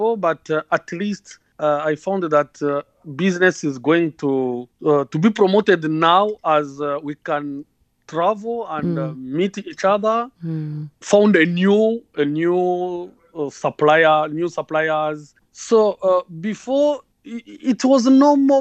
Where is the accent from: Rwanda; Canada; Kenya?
Rwanda; I'm from Rwanda and I'm in two sectors